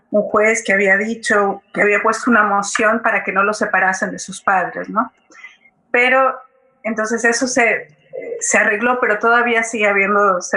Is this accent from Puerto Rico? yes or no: no; Mexico; soy mexicana y, y, ver todos los ver esta situación me, me parece mm, me, me da mucha impotencia